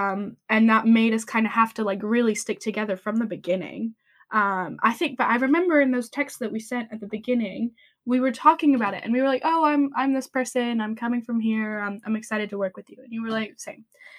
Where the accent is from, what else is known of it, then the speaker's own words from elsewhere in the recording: France; I don't know if I did, but I'm from